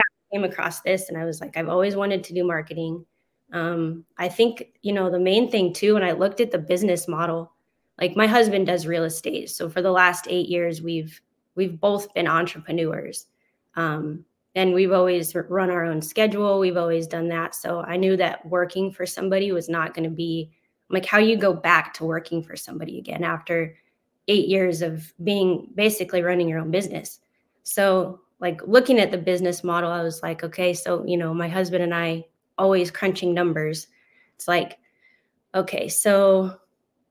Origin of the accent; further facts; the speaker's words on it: Colorado, United States; moved away as an adult; now in Oklahoma, United States; We just moved from Colorado. My husband and I were born and raised. So we moved from Colorado to Oklahoma in August